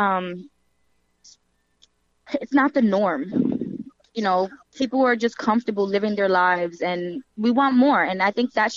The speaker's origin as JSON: {"language": "English", "town": "New York City", "region": "New York", "country": "United States", "said": "And I'm from New York and I'm from the Bronx"}